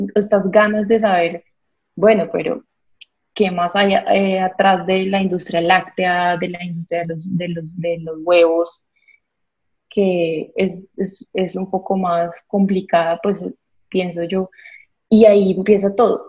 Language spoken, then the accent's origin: Spanish; Villavicencio, Meta, Colombia; also born or lived in Bucaramanga, Santander; soy de Santander, de Bucaramanga crecí en Villavicencio